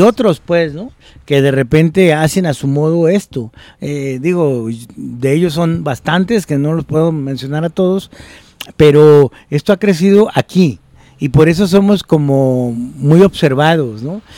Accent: Guadalajara, Jalisco, Mexico; siendo de Guadalajara o de Jalisco

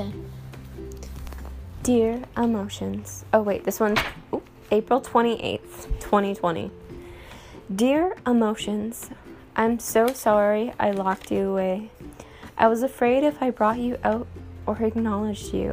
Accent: Canada; I'm Canadian, and we have Tim Hortons

